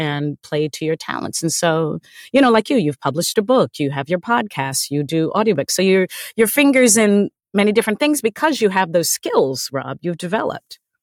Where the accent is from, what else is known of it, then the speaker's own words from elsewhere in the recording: United States; a Black woman growing up in American culture